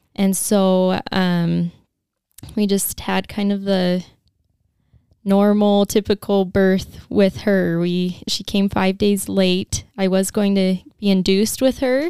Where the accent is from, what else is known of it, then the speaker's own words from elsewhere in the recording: St. George, Utah, United States; I'm from Saint George. I grew up here and have lived here my whole life